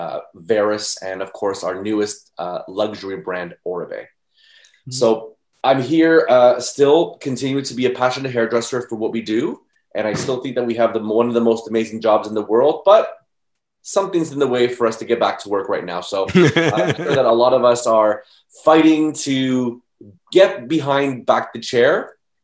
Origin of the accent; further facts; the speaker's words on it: Mississauga, Ontario, Canada; I was born in Mississauga and still am here.